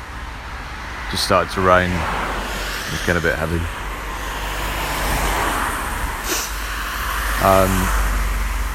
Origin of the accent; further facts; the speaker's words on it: Ireland; I was born in Ireland